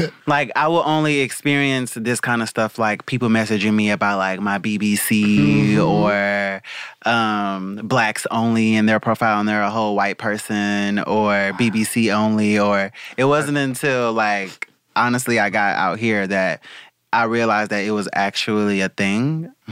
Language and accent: English; the South, United States; now in Los Angeles, United States; I'm from the South